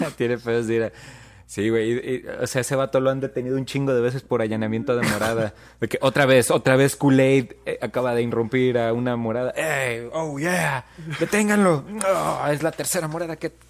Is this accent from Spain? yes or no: no; Mexico; nosotros como mexicanos